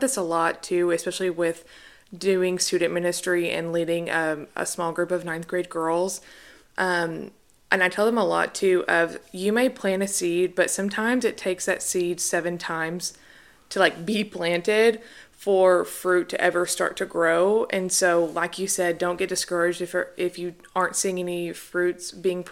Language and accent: English; Conway, Arkansas, United States; born and raised in Arkansas